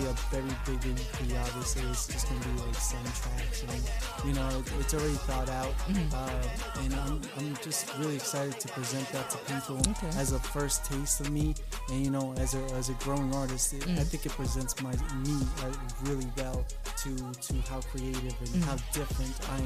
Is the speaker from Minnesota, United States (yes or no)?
no; Hampton Bays, New York, United States; I grew up in the Hamptons, Hampton Bays